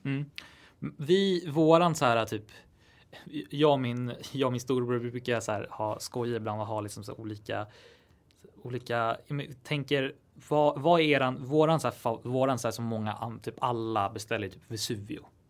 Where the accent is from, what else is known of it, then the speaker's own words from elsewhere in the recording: Täby, Stockholm County, Sweden; jag är uppväxt utanför Stockholm i Täby